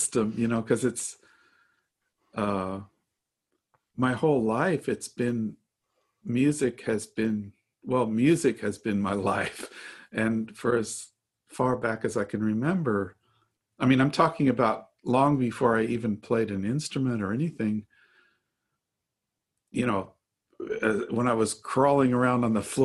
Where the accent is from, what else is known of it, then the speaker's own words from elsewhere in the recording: Denver, Colorado, United States; also born or lived in Baltimore; my parents moved to Denver. So Denver's really, my whole childhood was there.